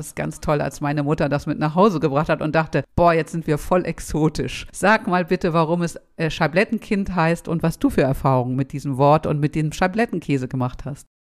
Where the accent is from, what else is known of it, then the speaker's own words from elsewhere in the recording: Schleswig-Holstein, Germany; Ich komme aus Schleswig-Holstein